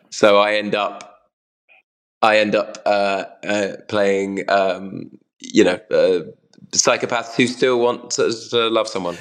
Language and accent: English; United Kingdom; I'm British